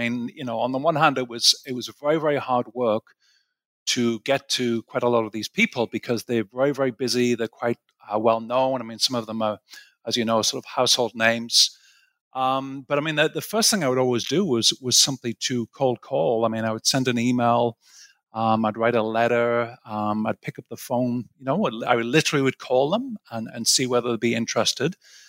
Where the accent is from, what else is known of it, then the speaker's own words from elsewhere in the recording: Sunderland, North East England, United Kingdom; also born or lived in Aberdeen / Cambridge / St Andrews; So I'm originally from England, where you're based right now. I'm from a place called Sunderland, which is the northeast of England.